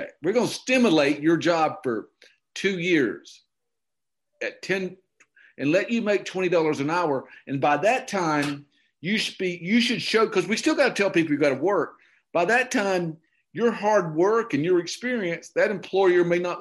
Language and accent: English; Okefenokee Swamp, Georgia, United States; born or raised there; moved away